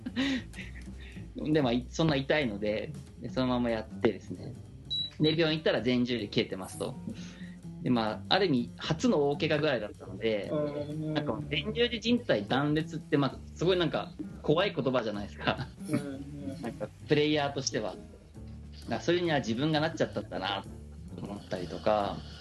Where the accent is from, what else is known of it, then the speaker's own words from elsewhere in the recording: Tokorozawa, Saitama, Japan; 出身は埼玉の所沢です